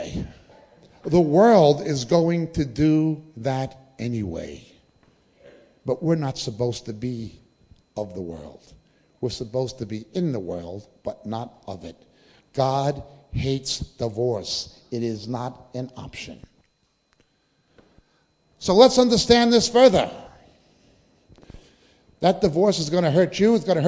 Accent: United States; moved away; I come from the United States originally, even though my family are Israeli

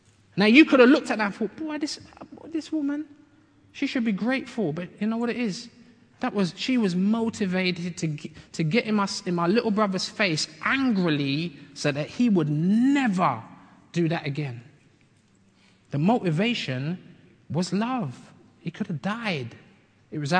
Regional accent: London, United Kingdom; also born or lived in Bedford, Bedfordshire; I grew up in London, like from when I was 8, but I was born in Bedford, Bedfordshire

